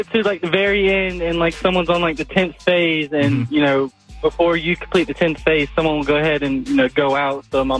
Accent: Covington, Georgia, United States; from Covington, Georgia.

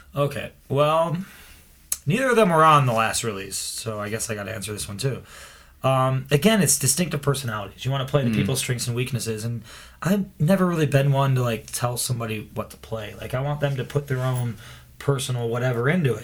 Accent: Cleveland, Ohio, United States; now in Chicago, United States; I'm from Cleveland and moved here

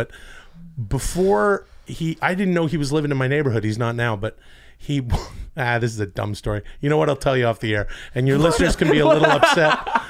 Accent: British Columbia, Canada; now in United States; We're in the, you know, western Canadian suburbs there outside of Vancouver. Yeah. And in my hometown.

